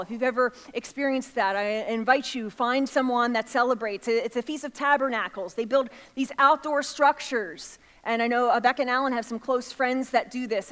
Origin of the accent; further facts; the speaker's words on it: outside of Philadelphia, Pennsylvania, United States; I grew up outside of Philadelphia